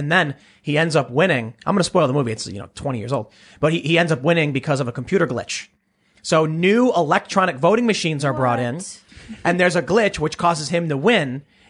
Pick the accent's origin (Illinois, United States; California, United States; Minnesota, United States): Illinois, United States; Chicago; at least maybe it's growing up on the South Side of Chicago, where they're like, you know, stay out of gangs, kids, and don't do drugs.